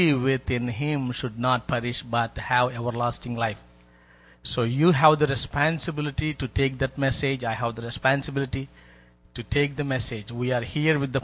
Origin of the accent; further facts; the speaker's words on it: India; I came from India.